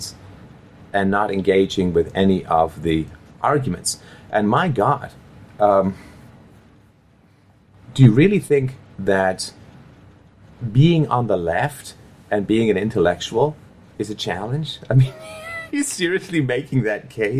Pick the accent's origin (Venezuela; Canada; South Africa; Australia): Canada; I grew up in Canada.